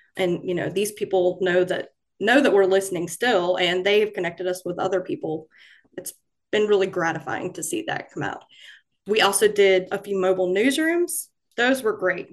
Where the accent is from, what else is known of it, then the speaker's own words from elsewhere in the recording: Florence, South Carolina, United States; moved away as an adult; now in Fayetteville, United States; I started out at my hometown newspaper in Florence, South Carolina